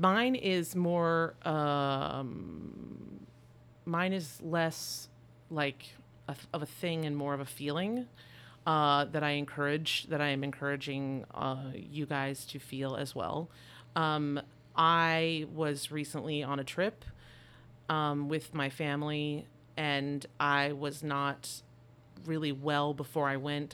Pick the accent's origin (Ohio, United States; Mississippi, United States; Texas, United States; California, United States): Texas, United States; We're from Texas